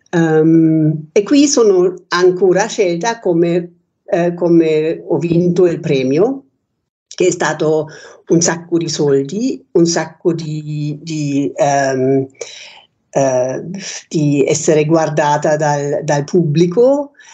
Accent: Germany; Italian is a second language; moved away as an adult; also born or lived in Rome, Italy; now in Pozzuolo, Italy; io sono nata in Germania

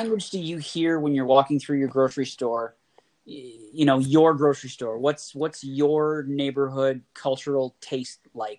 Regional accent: Oshawa, Ontario, Canada; being the kid from Oshawa

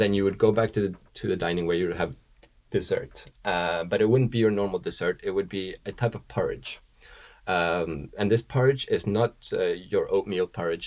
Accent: Sweden; now in New York, United States; I'm from Sweden.

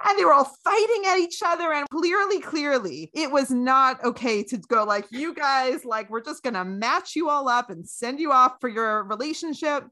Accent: Canada; my childhood in Canada, freezing cold Canada

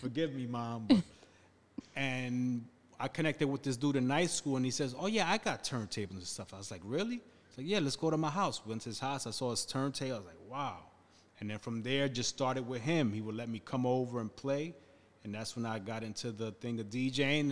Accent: Passaic, New Jersey, United States; I was born in a town called Passaic, New Jersey, which is next to Patterson

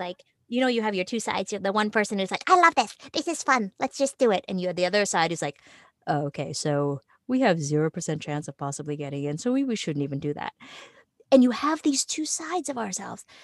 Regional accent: Toronto, Ontario, Canada; moved away; also born or lived in New York; I was originally from Toronto

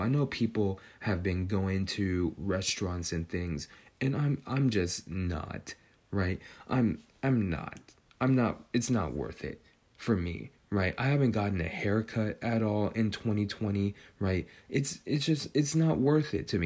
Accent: Northern California, United States; growing up in Northern California

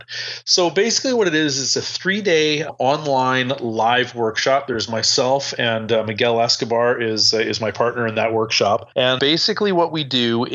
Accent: Canada; even though I'm Canadian

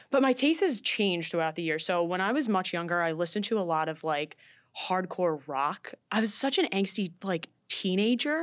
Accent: New York City, New York, United States; I'm from Staten Island

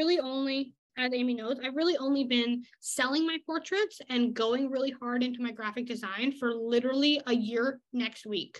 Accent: Canada; I'm the Canadian German woman here

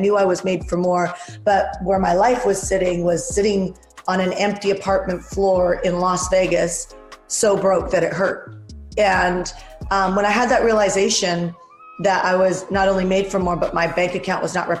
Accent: Vancouver, British Columbia, Canada; now in United States; I'm Canadian from Vancouver, Canada

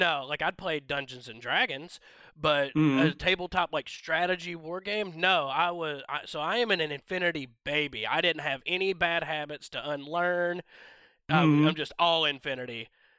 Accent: Georgia, United States; now in North Carolina, United States; I'm originally from Northwest Georgia, but I've been here in North Carolina for about 10 years now.

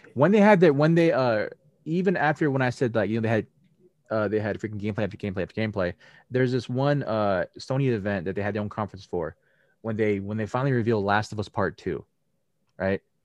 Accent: United States; us as Americans, even though I'm Asian American

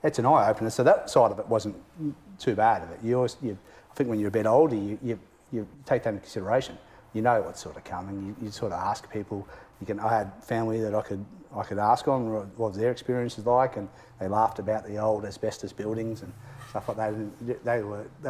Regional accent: Geelong, Victoria, Australia; also born or lived in Melbourne; I grew up in Geelong

